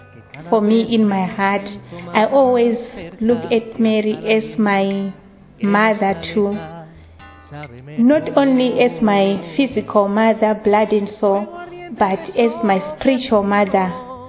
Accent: Zimbabwe; now in Johannesburg, South Africa; I'm from Zimbabwe, in Sister of Nazareth, and I'm based in Johannesburg.

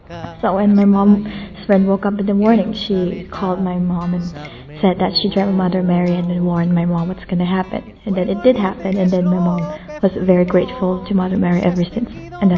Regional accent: Thailand; I'm from Thailand.

